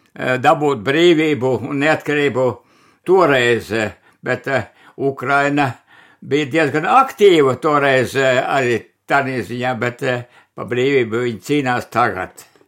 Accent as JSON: {"language": "Latvian", "town": "Remte", "region": "Kurzeme", "country": "Latvia", "tie": "born or raised there", "also_born_or_lived": "Zante parish", "said": "es jau esmu dzimis Remtē"}